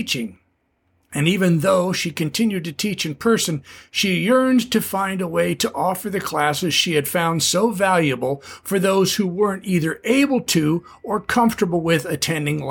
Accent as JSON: {"language": "English", "region": "Southern California", "country": "United States", "tie": "born or raised there", "also_born_or_lived": "Ventura, California", "said": "a Southern California beach bum raised in the 60s"}